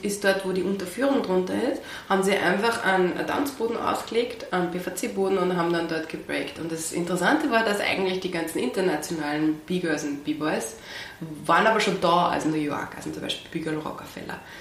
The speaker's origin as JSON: {"language": "German", "town": "Pasching", "region": "Upper Austria", "country": "Austria", "tie": "born or raised there", "also_born_or_lived": "Wels / Traun / Linz", "said": "also in Oberösterreich in Langers für den Pasching aufgewachsen"}